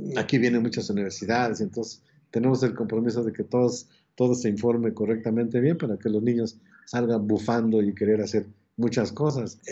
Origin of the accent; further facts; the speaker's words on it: Mexico City, Mexico; hay un barrio que se llama eh, Casas Alemán, a un costado de, la Ciudad de México, pero sigue siendo la Ciudad de México. De ahí, nací, ahí llevé mi, el asunto de la escuela